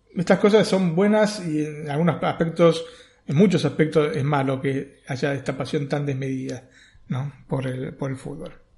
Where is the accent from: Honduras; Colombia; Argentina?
Argentina; somos argentinos